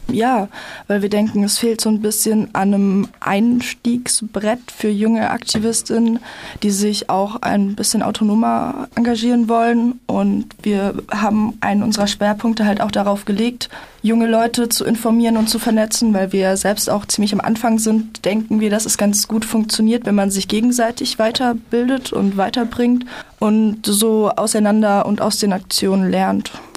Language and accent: German; Freiburg, Baden-Württemberg, Germany; bei uns in Freiburg